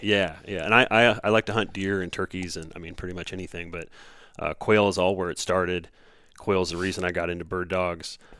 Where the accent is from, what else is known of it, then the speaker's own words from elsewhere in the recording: Southeast Nebraska, United States; moved away as an adult; also born or lived in Kingston, Ontario; now in Minnesota, United States; I grew up in Southeast Nebraska, uh, right where the Platte Dumpson and the Missouri River is what I always tell people